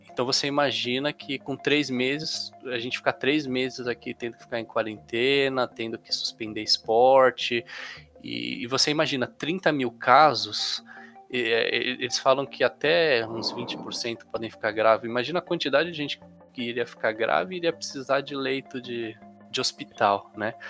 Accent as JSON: {"language": "Portuguese", "region": "São Paulo", "country": "Brazil", "said": "aqui na cidade de São Paulo, sou de São Paulo"}